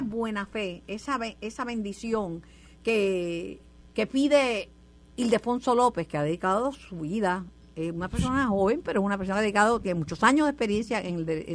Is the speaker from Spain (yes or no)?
no; Puerto Rico; de donde venimos muchos puertorriqueños, venimos de las Islas Canarias, nuestros antepasados